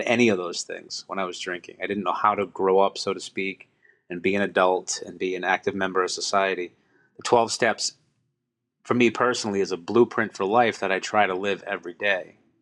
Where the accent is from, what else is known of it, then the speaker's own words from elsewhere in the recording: Boston, Massachusetts, United States; I'm from Boston, Massachusetts